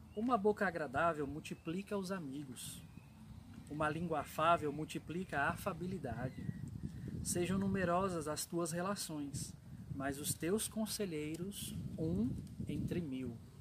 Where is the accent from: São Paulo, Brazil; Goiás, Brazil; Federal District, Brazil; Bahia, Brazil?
São Paulo, Brazil; eu sou natural de São Paulo